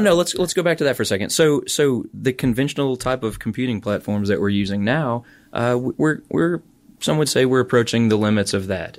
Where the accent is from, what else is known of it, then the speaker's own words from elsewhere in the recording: St. Louis, Missouri, United States; also born or lived in Alabama / Ann Arbor, Michigan; now in Auburn, United States; I grew up in Saint Louis, Missouri.